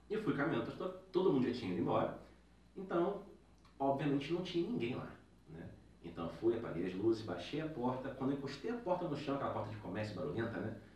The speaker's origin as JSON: {"language": "Portuguese", "region": "Rio de Janeiro", "country": "Brazil", "moved": "yes", "lives_now": "São Paulo, Brazil", "said": "eu sou do Rio de Janeiro"}